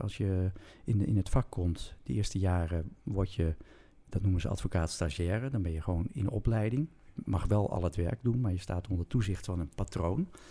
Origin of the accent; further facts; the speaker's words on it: Groningen, Netherlands; ik kom uit Groningen